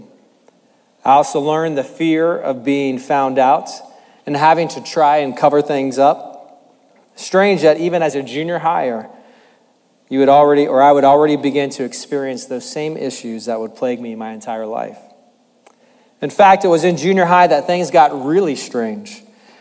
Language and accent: English; Tracy, California, United States; also born or lived in Manteca, California; I grew up in Tracy and Manteca with three sisters